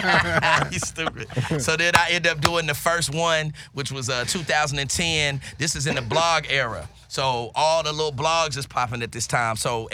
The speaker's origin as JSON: {"language": "English", "town": "Greensboro", "region": "North Carolina", "country": "United States", "said": "Greensboro, North Carolina, because that's where I'm from."}